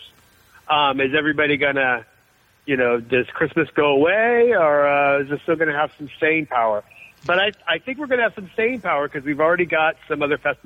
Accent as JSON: {"language": "English", "town": "Benicia", "region": "California", "country": "United States", "moved": "yes", "lives_now": "Los Angeles, United States", "said": "I'm from the Bay Area"}